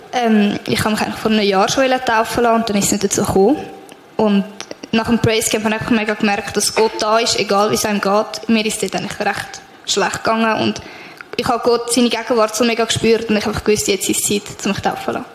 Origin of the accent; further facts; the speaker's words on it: Rüti, Switzerland; ich komme von Rüti, mache ein Praktikum in einer Krippe